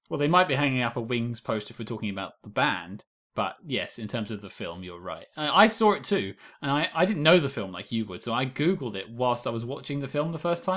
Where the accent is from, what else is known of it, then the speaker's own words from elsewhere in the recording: United Kingdom; being British